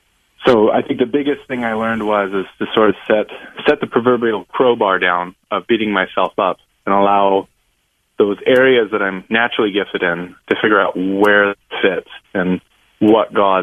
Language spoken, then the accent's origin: English; West Coast, United States; So I'm a little bit of a different cat. I grew up in the West Coast, and I was a diagnosed dyslexic and ADHD kid